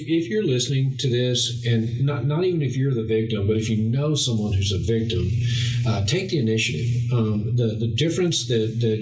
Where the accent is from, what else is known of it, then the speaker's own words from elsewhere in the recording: New Boston, Texas, United States; I'm from New Boston